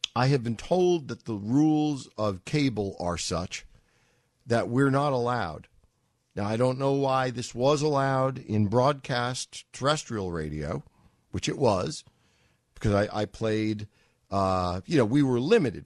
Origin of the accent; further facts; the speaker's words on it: New York City, New York, United States; When I was a twenty-year-old growing up in Manhattan